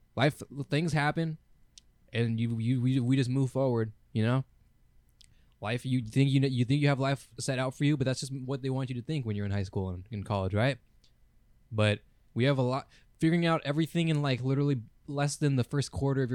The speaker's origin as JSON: {"language": "English", "country": "United States", "said": "We're from America, by the way"}